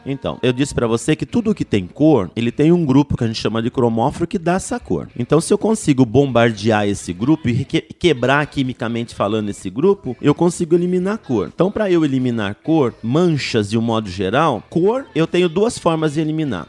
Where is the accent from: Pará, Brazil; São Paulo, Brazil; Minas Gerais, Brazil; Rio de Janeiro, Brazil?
São Paulo, Brazil; Jacareí; moved away as an adult; now in São Paulo, Brazil; eu sou da, do interior de São Paulo, eu sou de Jacareí.